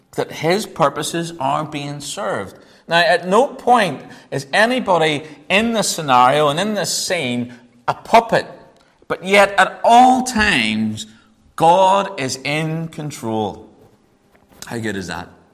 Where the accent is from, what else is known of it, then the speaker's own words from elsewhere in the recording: Northern Ireland, United Kingdom; accent: Northern Irish; my Northern Irish accent